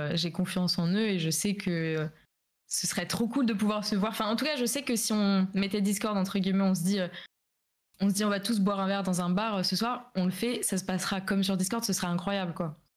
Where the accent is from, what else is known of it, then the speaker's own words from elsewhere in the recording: Alsace, Grand Est, France; je viens d'Alsace